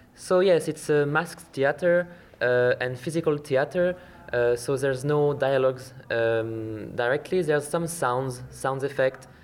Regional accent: western France, France; English is a second language; moved away as an adult; now in Iceland; in France, uh, in my hometown, in west of France

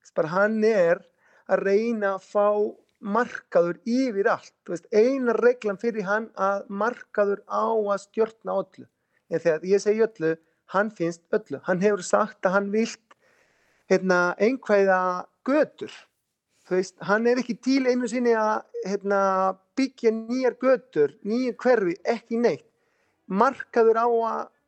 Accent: Rosario, Santa Fe, Argentina; Icelandic is a second language; moved away as an adult; now in Iceland; ég er frá Rosario í Argentínu ég fætist í Rosario hef búið þar alla mína æfi þangatil ég kom hingað

